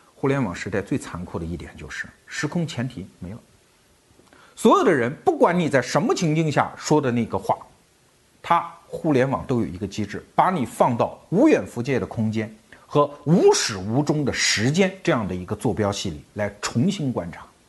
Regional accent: China; 我们中国人

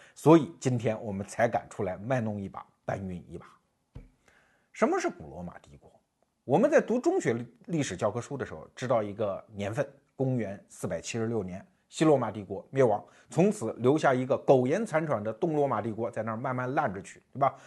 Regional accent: China; 我们中国人对这个情景很熟悉

